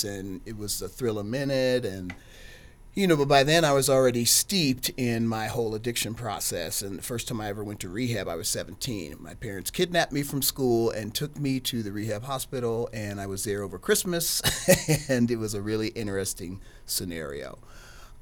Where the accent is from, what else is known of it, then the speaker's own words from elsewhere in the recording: Cleveland, Ohio, United States; born and raised in Cleveland, Ohio